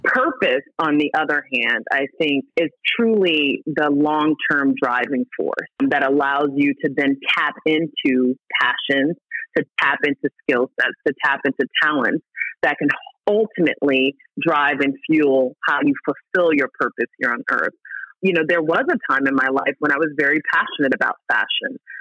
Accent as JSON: {"language": "English", "area": "the Oranges, outside Newark", "region": "New Jersey", "country": "United States", "tie": "born or raised there", "said": "We grew up in the Oranges, right outside of Newark"}